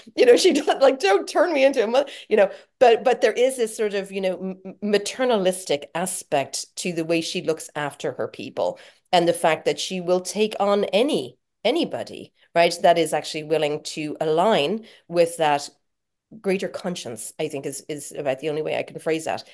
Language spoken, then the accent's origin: English; Ireland; being Irish